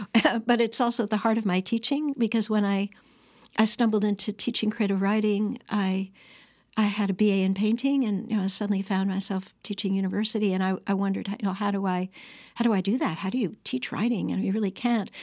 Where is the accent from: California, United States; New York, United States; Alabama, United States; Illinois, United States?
New York, United States; Annandale-on-Hudson; I grew up on the Bard College campus